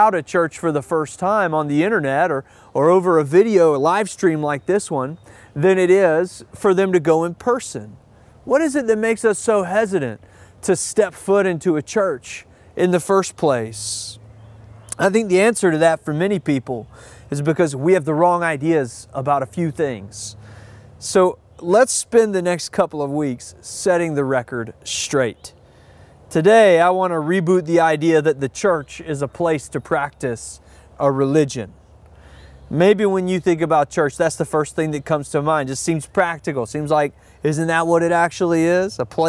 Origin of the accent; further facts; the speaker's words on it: the South, United States; I had a lot of those feelings growing up in the Deep South in a traditional Christian environment.